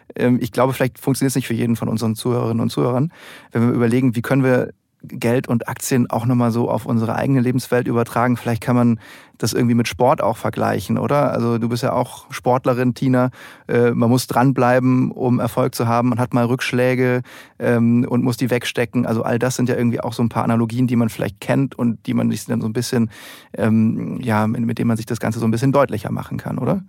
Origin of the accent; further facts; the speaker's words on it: Germany; dass wir Deutschen an sich sehr risikoscheu sind